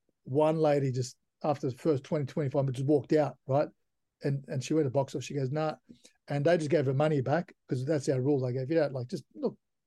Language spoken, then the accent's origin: English; Turkey; now in Australia; I was born in Turkey, you know, I'm a proud Australian citizen